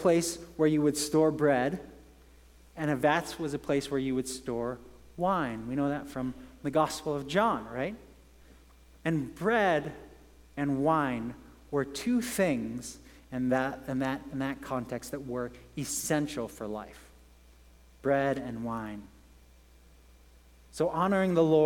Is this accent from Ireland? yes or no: no; England, United Kingdom; moved away; I grew up in England